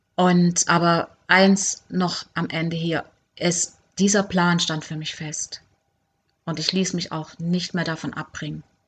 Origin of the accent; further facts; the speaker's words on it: Germany; moved away as an adult; also born or lived in Cuba; ich wollte einfach wieder zurück in meine Heimat, mein Heimweh, ich wollte meine Familie sehen